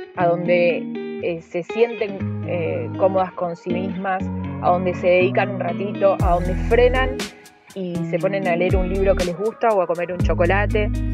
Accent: Rosario, Santa Fe, Argentina; now in Villa Lago Meliquina, Argentina; nosotros somos rosarinos que decidimos venir a vivir a la Patagonia

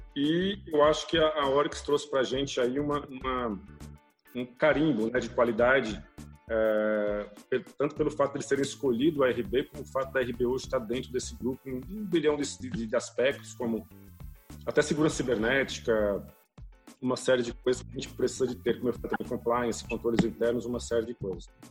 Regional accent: Pernambuco, Brazil; moved away as an adult; now in São Paulo, Brazil; Eu, eu sou pernambucano, nasci numa cidade no interior de Pernambuco, moro em São Paulo há 30 anos, vim para cá fazer faculdade

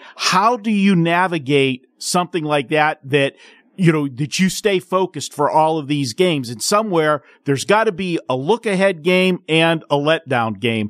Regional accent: Pittsburgh, Pennsylvania, United States; then my hometown team, the Pittsburgh Penguins.

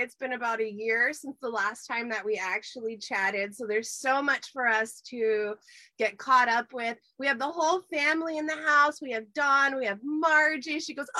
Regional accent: Cincinnati, Ohio, United States; I am from Cincinnati, and we love Dr. Funk.

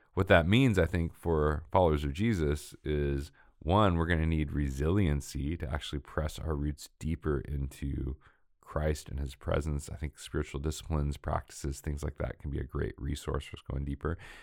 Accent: Portland, Oregon, United States; moved away as an adult; grew up m, in, uh, Northwest in Oregon, Portland, uh, it was my hometown

